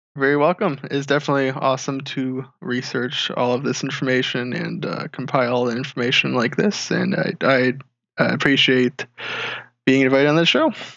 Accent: Marshall, Michigan, United States; I grew up in Marshall, Michigan

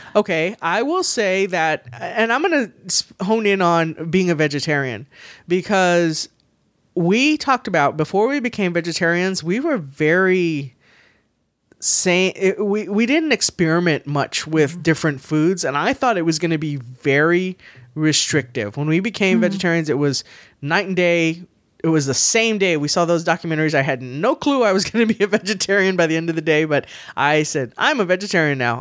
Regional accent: San Antonio, Texas, United States; I'm from San Antonio. I say I'm born, raised, and will die in San Antonio

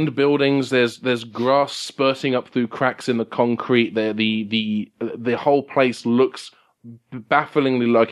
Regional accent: England, United Kingdom; I'm English

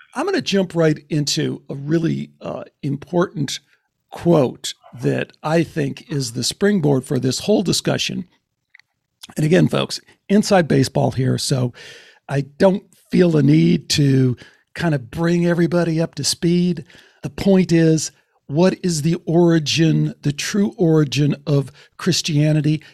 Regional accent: Chicago, Illinois, United States; growing up in Chicago in the Greek Orthodox Church

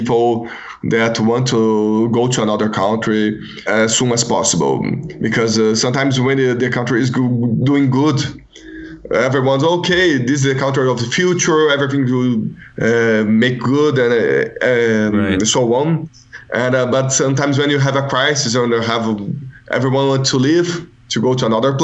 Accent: Brazil

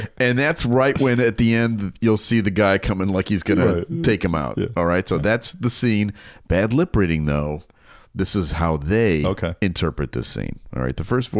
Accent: Hinsdale, Illinois, United States; I grew up in Hinsdale, the birthplace of a huge star in the late 1960s and early 70s.

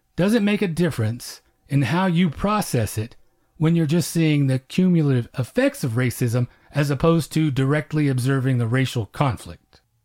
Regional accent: Oklahoma, United States; I'm Comanche and I grew up in Oklahoma

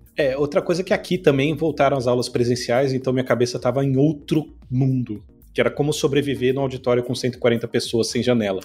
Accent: São Paulo, Brazil; moved away as an adult; now in Natal, Brazil; Eu vivi a vida inteira, assim, eu cresci em São Paulo

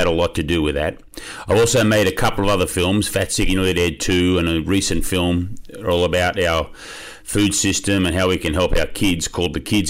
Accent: Australia; I am from Australia, grew up there

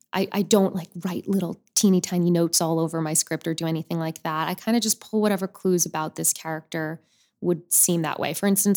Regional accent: Boca Raton, Florida, United States; also born or lived in Upper Saddle River, New Jersey; I grew up in Florida, mm-hmm. in Boca Raton. Most of my life, I originally was born and raised in Upper Saddle River, New Jersey. But we moved when I was 9 to Florida.

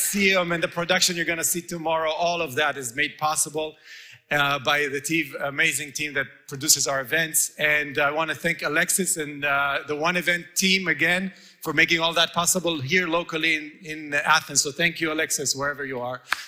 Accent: Israel; moved away; It was a commune that I grew up in Israel, a real communist settlement

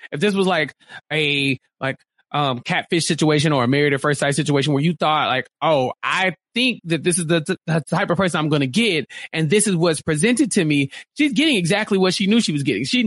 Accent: Texas, United States; I am a Texan through and through

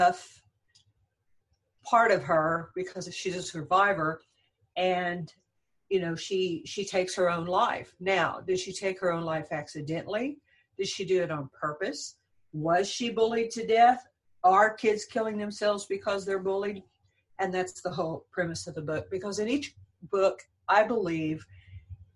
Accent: San Antonio, Texas, United States; I'm from San Antonio, Texas

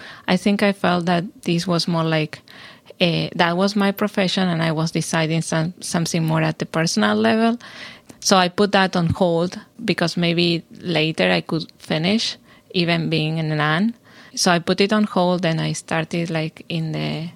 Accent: Argentina; moved away as an adult; also born or lived in Houston, Texas, United States; now in Chapel Hill, United States; I am originally from Argentina, where I did my PhD. and my undergrad. And then I came here to do my postdoc in Baylor in Houston

